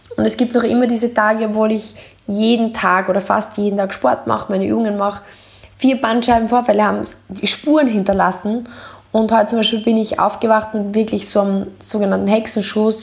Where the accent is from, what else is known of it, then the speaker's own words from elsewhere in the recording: Deutschlandsberg, Styria, Austria; ich bin aufgewachsen in Deutschlandsberg